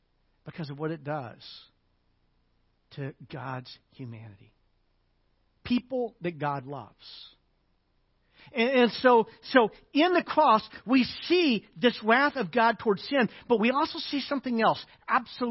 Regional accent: Arkansas, United States; I'm from Arkansas.

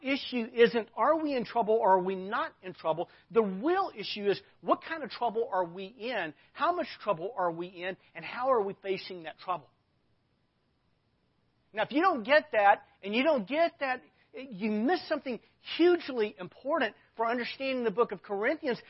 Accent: Arkansas, United States; I grew up in Arkansas.

